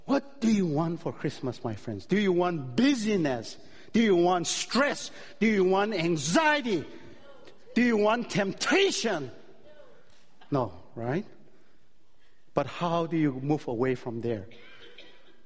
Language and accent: English; Chicago, Illinois, United States; I'm from Chicago.